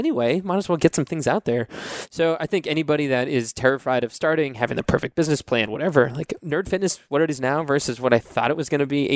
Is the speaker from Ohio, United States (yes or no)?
no; Cape Cod, Massachusetts, United States; now in Nashville, United States; I grew up in Massachusetts on Cape Cod